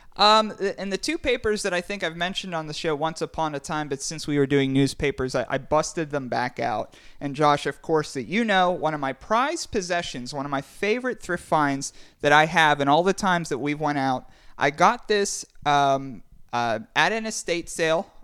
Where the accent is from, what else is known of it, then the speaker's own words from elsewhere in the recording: Pittsburgh, Pennsylvania, United States; we are from Pittsburgh